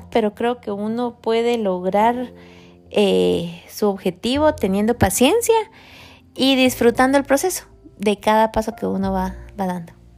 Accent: Guatemala; moved away as an adult; nosotros somos de Guatemala y venimos hace 18 años aproximadamente

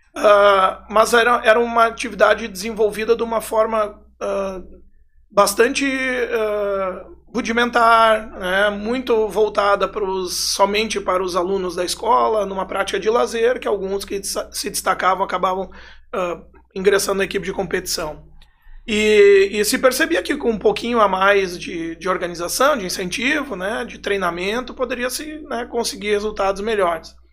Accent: Arroio do Meio, Rio Grande do Sul, Brazil; minha infância foi toda, assim, em Arroio do Meio

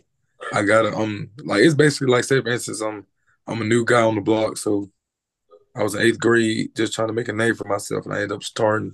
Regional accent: Leeds, Alabama, United States; also born or lived in Birmingham, Alabama; Growing up in Alabama was I was it was hard, basically hard. I moved from Birmingham.

